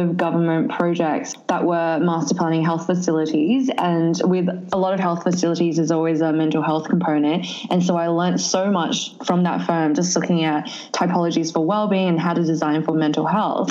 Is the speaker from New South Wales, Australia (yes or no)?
yes; Sydney, New South Wales, Australia; also born or lived in southern China; I actually grew up in Western Sydney, so which is interesting because I live in inner city now